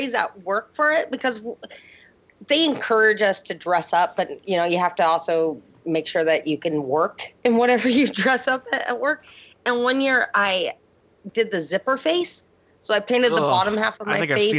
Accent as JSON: {"language": "English", "town": "Auburn", "region": "Washington", "country": "United States", "tie": "born or raised there", "moved": "yes", "said": "There's this town where I grew up in Auburn"}